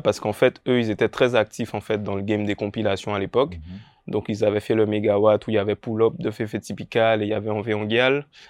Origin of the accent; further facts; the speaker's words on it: Pointe-à-Pitre, Guadeloupe; j'ai grandi à l'Oricisque